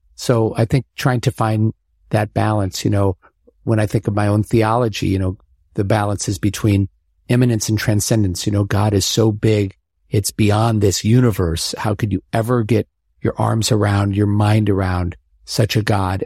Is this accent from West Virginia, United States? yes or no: no; Omaha, Nebraska, United States; moved away; growing up in Omaha